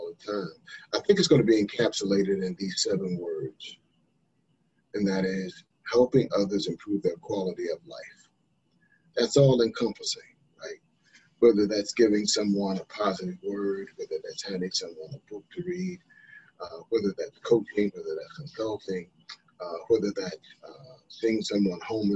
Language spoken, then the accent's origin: English; North Carolina, United States; born or raised there